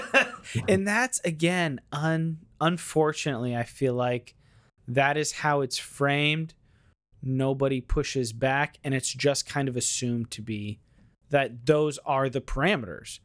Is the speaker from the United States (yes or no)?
yes; United States; being an American